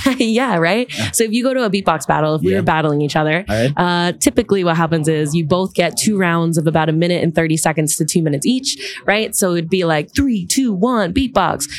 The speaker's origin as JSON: {"language": "English", "area": "Long Island", "region": "New York", "country": "United States", "moved": "as an adult", "lives_now": "Manhattan, United States", "said": "I'm from Long Island originally. And then I've lived all over the city. Now I'm in Manhattan."}